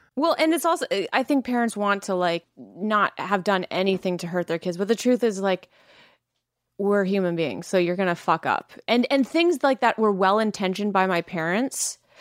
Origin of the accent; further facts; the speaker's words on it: Langley, British Columbia, Canada; I am from Langley